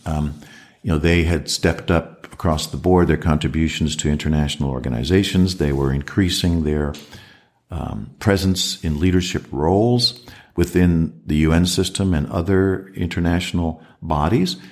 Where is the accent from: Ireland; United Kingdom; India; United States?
United States; moved away as an adult; also born or lived in Washington / Sweden; now in Australia; I was the first American